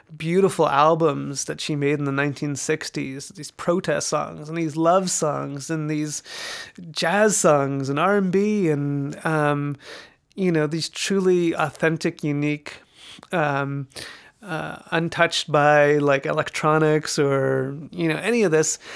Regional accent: Vancouver, British Columbia, Canada; moved away as an adult; also born or lived in Toronto; now in New York, United States; I'm a proud Canadian. I, uh, grew up in Vancouver, British Columbia.

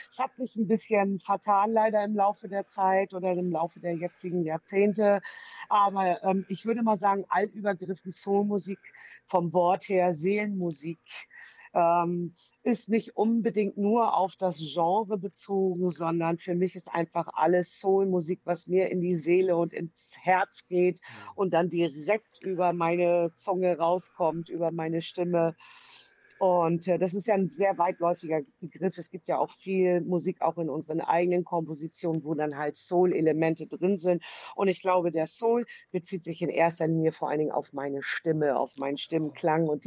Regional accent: Hamburg, Germany; now in Delmenhorst, Germany; Delmenhorst, da hat es mich hinverschlagen, als gebürtige echte Hamburger, Hamburger.

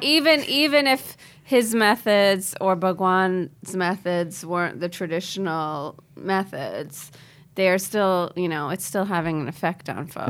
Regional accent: India; as an Indian person

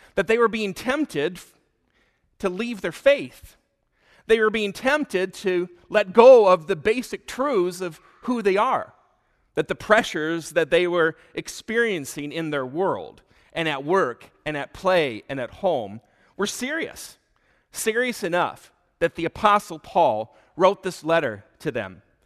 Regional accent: Michigan, United States; moved away as an adult; also born or lived in Oklahoma City, United States; now in Delafield, Wisconsin, United States; I grew up in Michigan, but I spent most of my adult life in Oklahoma City

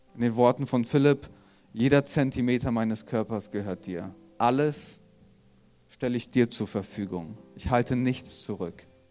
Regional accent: Germany; wir ja als Deutsche

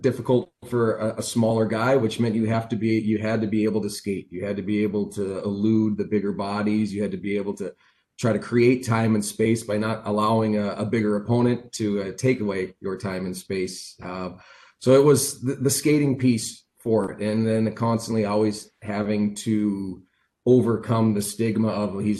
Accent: Seattle area, Washington, United States; moved away; also born or lived in North Dakota; growing up being an American in that area

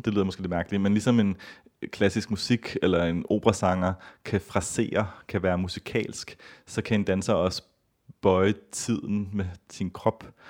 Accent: Copenhagen, Capital Region of Denmark, Denmark; moved away as an adult; also born or lived in San Francisco, United States; jeg er født og opvokset i Danmark, i København.

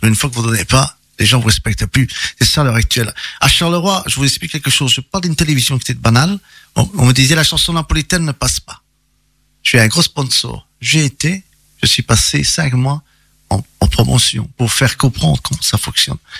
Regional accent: Italy; je suis italien

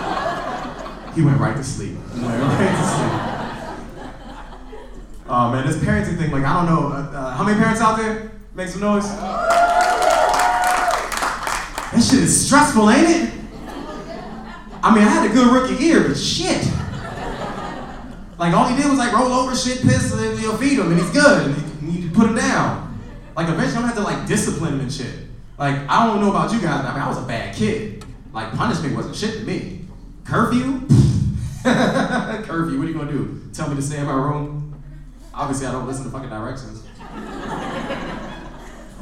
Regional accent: New York, United States; I'm from New York

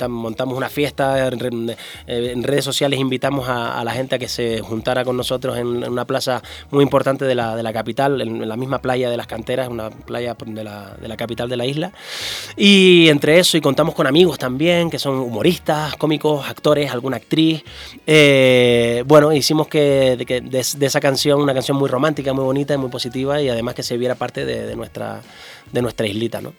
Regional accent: Canary Islands, Spain; Nosotros como, como isleños, ¿no? como, canarios

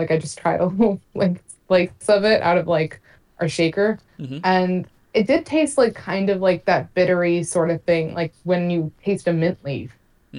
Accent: New Jersey, United States; I'm from New Jersey

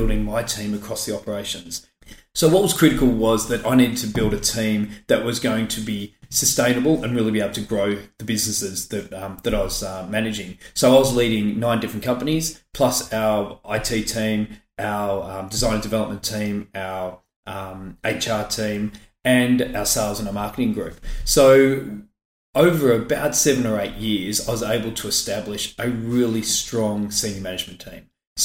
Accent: Brighton, Victoria, Australia; I grew up in Brighton, went to Brighton Grammar, very much that South Road, North Road, Nepean Highway border.

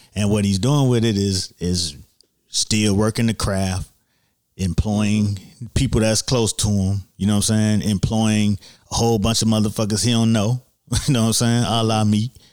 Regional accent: Miami, Florida, United States; also born or lived in Scott Lake, Miami Gardens; we we moved from Liberty City to Scott Lake, which is now in Miami Gardens

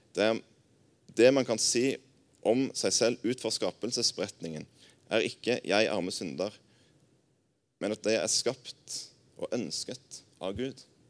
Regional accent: Jæren, Rogaland, Norway; moved away as an adult; now in Arna, Norway; Jeg er jærbu

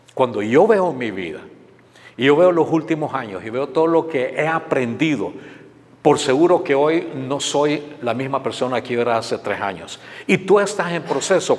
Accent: Honduras; moved away as an adult; also born or lived in San Pedro Sula, Honduras; now in United States; mi país, en Honduras

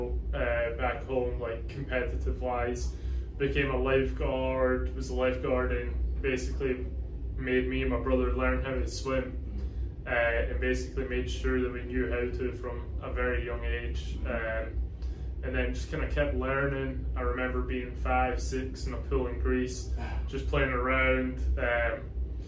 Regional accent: Scotland, United Kingdom; moved away as an adult; also born or lived in Georgia, United States; now in Florida, United States; I'm originally from Scotland and came over to America

